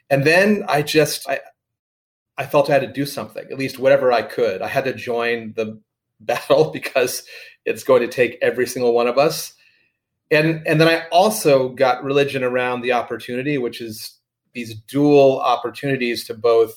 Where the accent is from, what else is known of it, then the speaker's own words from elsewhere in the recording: Miami, Florida, United States; now in Bay Area, United States; I'm from Miami too